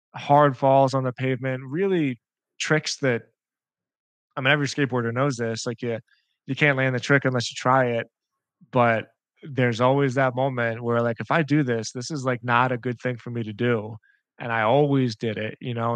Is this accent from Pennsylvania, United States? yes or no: yes; Philadelphia, Pennsylvania, United States; I'm from Philadelphia, and Pennsylvania is a state inside the United States that is just like a big wrestling state.